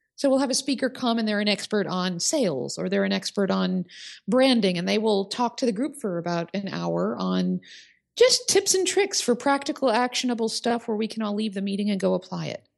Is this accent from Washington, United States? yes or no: no; Oak Park, Illinois, United States; my hometown of Oak Park, Illinois